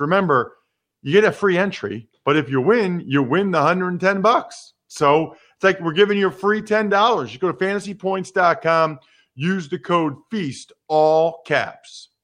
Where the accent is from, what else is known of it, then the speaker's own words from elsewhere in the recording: United States; being an American